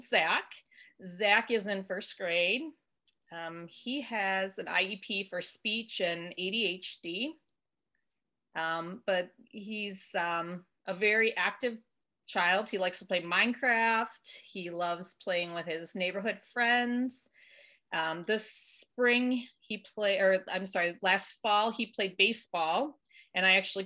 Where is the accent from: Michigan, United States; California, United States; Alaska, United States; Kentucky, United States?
Michigan, United States; I was born and raised in Michigan